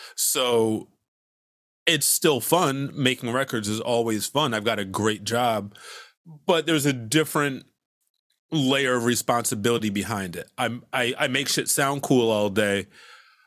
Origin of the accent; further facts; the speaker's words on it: Hartford, Connecticut, United States; moved away as an adult; also born or lived in Boston, Massachusetts; now in Brooklyn, United States; I was born in Hartford, Connecticut, and then I moved to Boston specifically to go to Berklee.